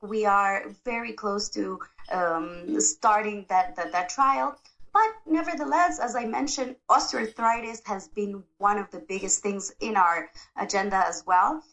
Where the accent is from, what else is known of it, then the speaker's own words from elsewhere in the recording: Ecuador; I am from Ecuador, South America